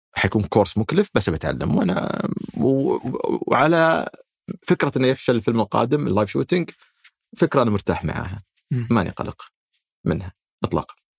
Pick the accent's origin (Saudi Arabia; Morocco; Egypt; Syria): Saudi Arabia